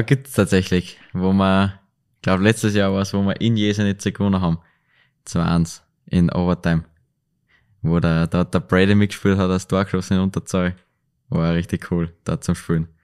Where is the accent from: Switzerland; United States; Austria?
Austria; Linz, Upper Austria; Linz bleibt halt meine Heimatstadt